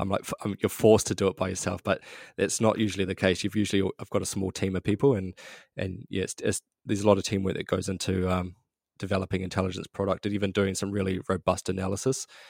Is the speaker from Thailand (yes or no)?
no; New Zealand; grew up middle class New Zealand, just a, a quite a normal upbringing